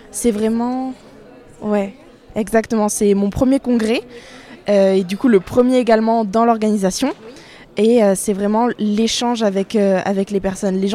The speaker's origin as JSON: {"language": "French", "town": "Bordeaux", "region": "Nouvelle-Aquitaine", "country": "France", "also_born_or_lived": "Seville, Spain", "said": "je suis bordelaise et actuellement en première année de master instrumentation nucléaire, toujours à Bordeaux."}